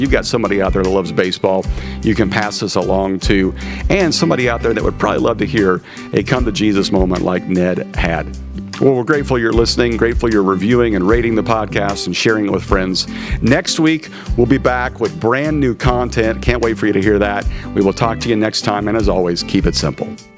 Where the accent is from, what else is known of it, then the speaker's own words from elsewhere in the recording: Wichita, Kansas, United States; when I grew up in Wichita, Kansas, in the '70s and '80s